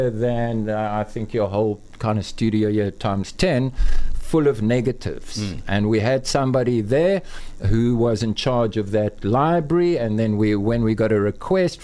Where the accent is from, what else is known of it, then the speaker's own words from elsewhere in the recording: KwaZulu-Natal, South Africa; moved away as an adult; also born or lived in Johannesburg; I grew up in Natal and I studied photography in Natal Technikon.